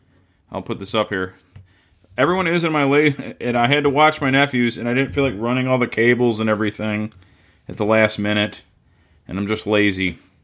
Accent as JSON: {"language": "English", "town": "Roseville", "region": "Michigan", "country": "United States", "said": "People know we're from Roseville, Michigan."}